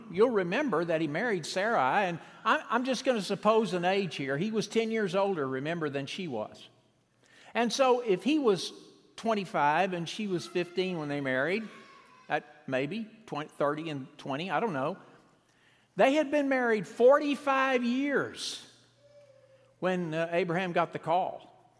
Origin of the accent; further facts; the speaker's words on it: Dallas, Texas, United States; born there; I was born in Dallas. What if I had been, I was born there, and what if I grew up there and married there and stayed there for all the 70 years?